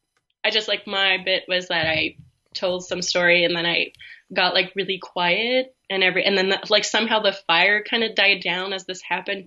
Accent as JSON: {"language": "English", "region": "East Coast", "country": "United States", "lives_now": "Canada", "said": "I never even knew, like, this place existed. I'm from the East Coast. It's very exotic to me."}